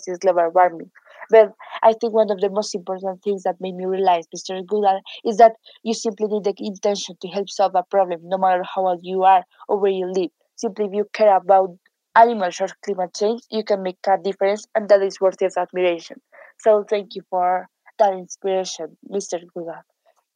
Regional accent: Bogotá, Colombia; I am 14 years old. I am from Bogota, Colombia.

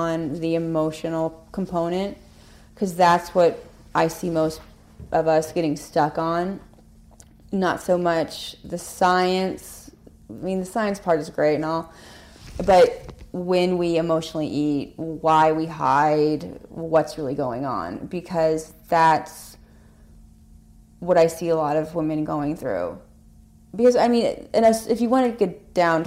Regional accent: California, United States; also born or lived in Hawaii; now in Connecticut, United States; I grew up in California. I lived in Hawaii for a while

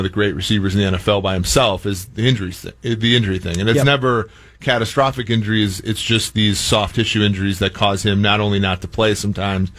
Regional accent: Minnesota, United States; now in Cincinnati, United States; growing up in Minnesota

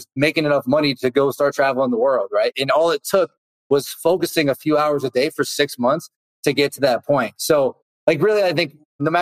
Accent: Boston, Massachusetts, United States; I grew up around the Boston area

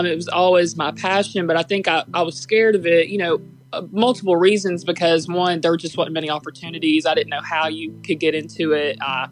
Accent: Springville, Alabama, United States; also born or lived in Florence, Alabama; I grew up in Springville, Alabama

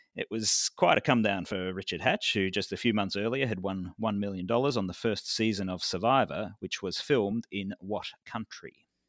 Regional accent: Victoria, Australia; my home state of Victoria

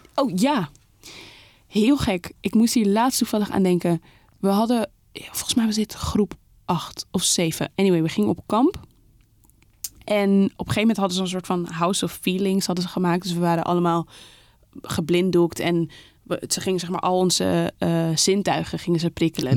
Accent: Amsterdam, North Holland, Netherlands; Zeeburg, daar ben ik opgegroeid.

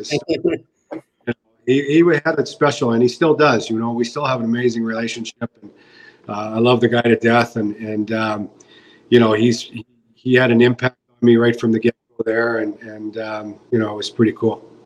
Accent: British Columbia, Canada; I'm from British Columbia

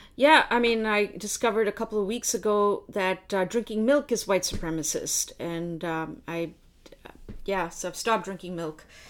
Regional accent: India; now in Canada; I was born in India

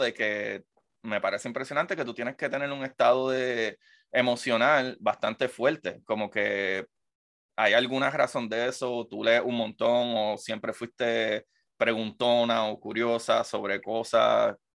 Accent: Puerto Rico; moved away; yo soy puertorriqueño

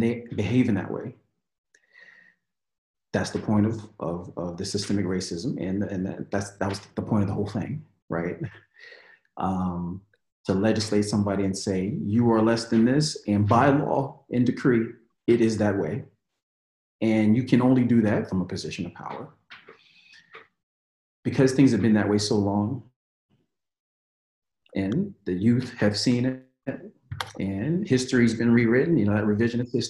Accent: United States; in America, you have to hyphenate. I'm African American

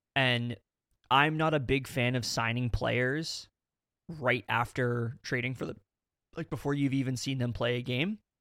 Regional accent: Canada; we are Canadian

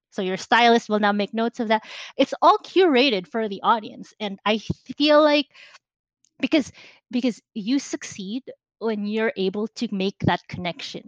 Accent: Philippines; now in United States; I grew up in the Philippines. I was born there. I lived there for a very long time until I moved here to the United States.

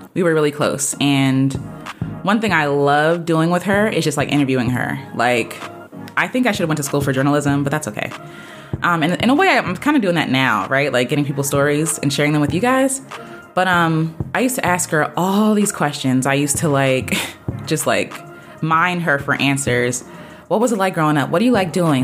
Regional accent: United States; I'm an American, so my people got here by way of the Atlantic sla-, slave trade

